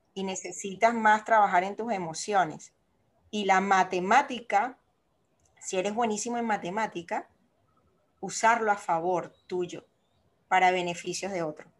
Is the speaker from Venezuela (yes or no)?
yes; Venezuela; moved away as an adult; also born or lived in Panama; yo, soy venezolana